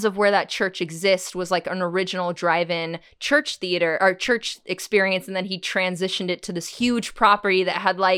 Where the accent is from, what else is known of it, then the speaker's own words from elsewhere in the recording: Huntington Beach, California, United States; I grew up in Huntington Beach